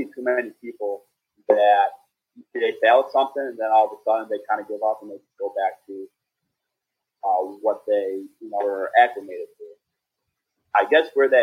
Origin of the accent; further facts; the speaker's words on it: Syracuse, New York, United States; I was born in New York City, but eventually made my way to Syracuse with my mom and dad. And so I grew up in Syracuse, New York, ever since I was about 3 to 4 years old.